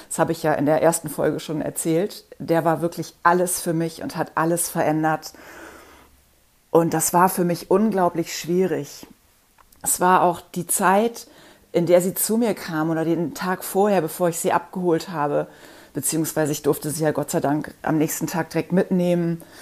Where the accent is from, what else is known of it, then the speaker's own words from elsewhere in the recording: Bonn, North Rhine-Westphalia, Germany; Happy habe ich ähm, aus dem Tierheim in Bonn geholt. Das ist ja die Ecke, wo ich aufgewachsen bin, in der ich lange gelebt habe